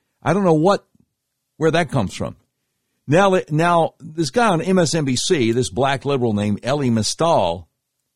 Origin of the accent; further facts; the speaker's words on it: the South, United States; growing up in the South